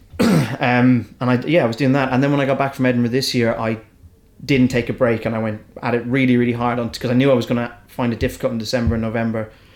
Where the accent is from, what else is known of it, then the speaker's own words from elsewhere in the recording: Ireland; accent: Irish; I'm an English speaker, but I've got an Irish accent.